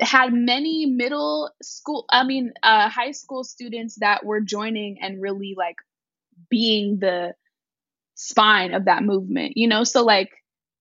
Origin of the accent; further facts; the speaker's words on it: Oakland, California, United States; born, raised, and educated in Oakland, California